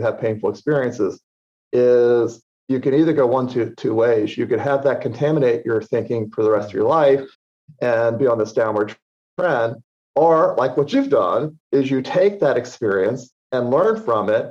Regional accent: Washington, District of Columbia, United States; I grew up in the Washington, D.C. area

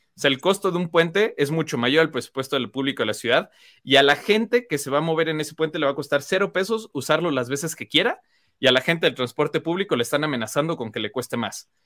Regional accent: León, Guanajuato, Mexico; el aire que respiramos todos los leoneses

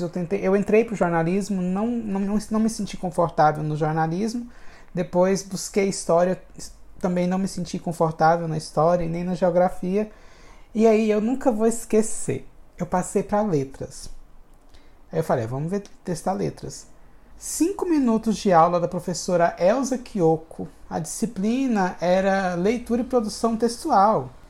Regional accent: Hidrolândia, Goiás, Brazil; Eu nasci em Goiás, sou goiano de nascimento e fui criado em Hidrolândia, que é uma cidade. Minha primeira infância foi em Hidrolândia

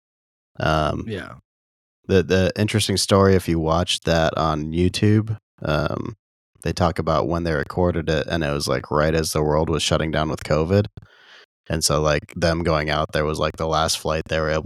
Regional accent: Boulder, Wyoming, United States; my childhood growing up in Boulder in the 90s

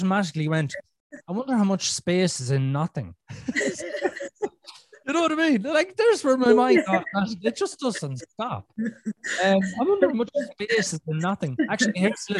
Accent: Ireland; I'm Irish

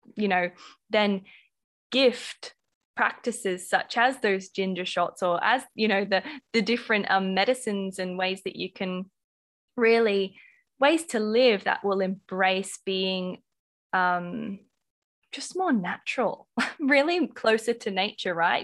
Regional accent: Australia; accent: Australian; my Australian accent

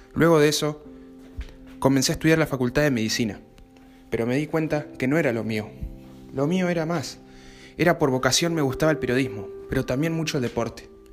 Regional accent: Villa Paranacito, Entre Ríos, Argentina; soy de Villa Parancito, Entre Ríos

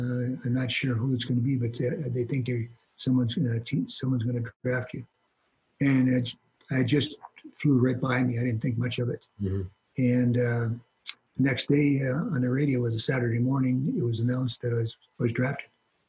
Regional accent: Hancock, Michigan, United States; Just a northern town with a lot of snow. Yeah. Outdoor rinks. You know, you grew up in a small town.

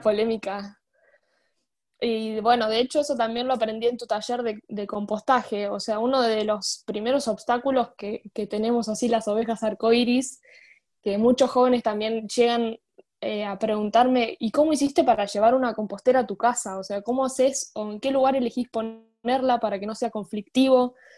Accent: Luján, Buenos Aires Province, Argentina; yo tengo 22 años, soy de Luján

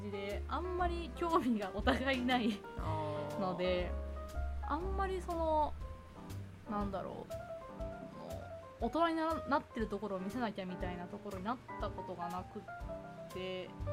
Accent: Chiba, Japan; also born or lived in Osaka; 私はそのちっちゃい頃から千葉県とかで育っていて、うん、若干大阪にいて千葉県

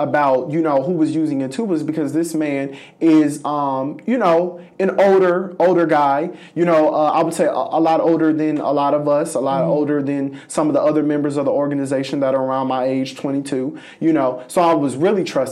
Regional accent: Los Angeles, California, United States; moved away as an adult; now in Jefferson City, United States; I'm from Los Angeles, California

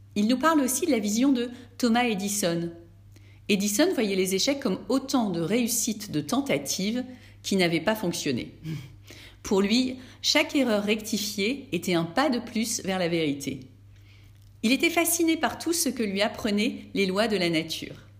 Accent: France; chez nous, en France

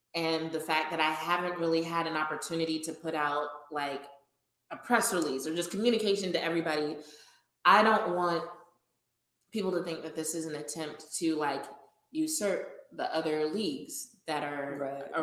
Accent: Louisiana, United States; now in Austin, United States; I grew up in Louisiana. I still feel very connected to my home state

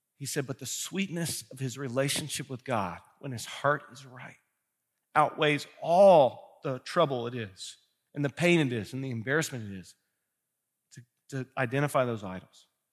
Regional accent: Kentucky, United States; now in Ohio, United States; I'm from Kentucky

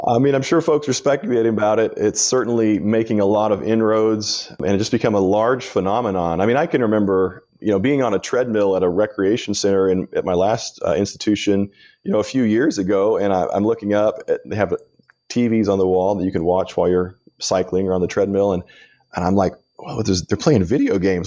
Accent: Kansas, United States; I grew up in Kansas

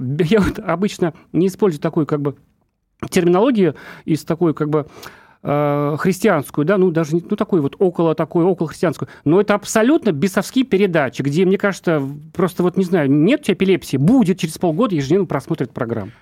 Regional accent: Urals, Russia; also born or lived in Ufa; Я сам с Урала тоже

